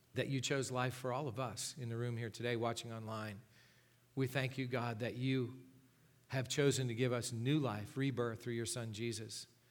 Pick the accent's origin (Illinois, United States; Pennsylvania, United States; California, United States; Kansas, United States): Pennsylvania, United States; Gipsy; I grew up in Gypsy, Pennsylvania.